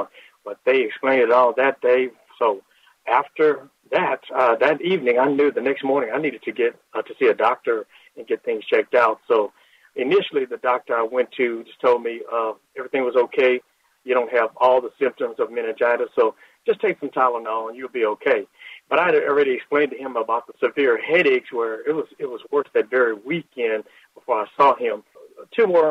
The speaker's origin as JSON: {"language": "English", "town": "Lake Charles", "region": "Louisiana", "country": "United States", "moved": "yes", "lives_now": "Texas, United States", "said": "I'm from Lake Charles, Louisiana, originally"}